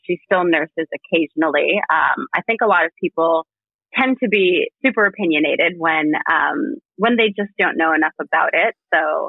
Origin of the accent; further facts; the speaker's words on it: Florida, United States; accent: American; also born or lived in New York; I was born in New York, but we moved to Florida when I was about 10 years old.